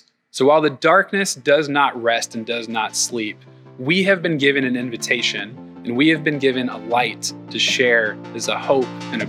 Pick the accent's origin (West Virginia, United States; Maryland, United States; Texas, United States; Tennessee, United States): Tennessee, United States; We came from Northeast Tennessee and the housing market was a little different.